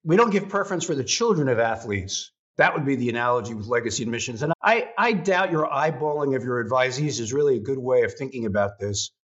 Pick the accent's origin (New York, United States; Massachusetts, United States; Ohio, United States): New York, United States; Long Island; also born or lived in Brooklyn, New York; I am a historian from Brooklyn, New York, originally, although grew up on Long Island.